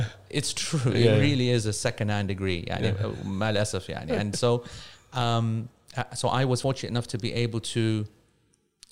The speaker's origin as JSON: {"language": "English", "region": "London", "country": "United Kingdom", "also_born_or_lived": "Manchester", "moved": "as an adult", "said": "I'm from London, but I'm living in Manchester"}